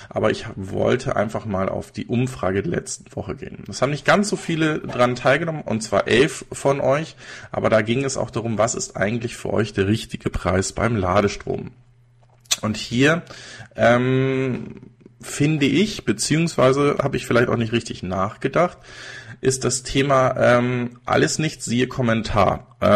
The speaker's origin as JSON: {"language": "German", "town": "Regensburg", "region": "Bavaria", "country": "Germany", "said": "Übrigens, ich komme nicht aus München, sondern aus Regensburg, aber das ist fast das gleiche"}